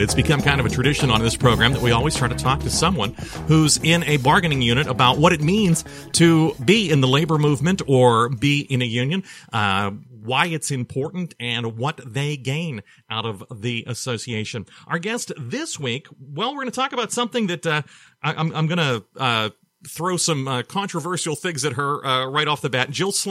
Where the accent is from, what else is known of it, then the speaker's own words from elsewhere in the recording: Mon Valley, Pennsylvania, United States; growing up in the Mon Valley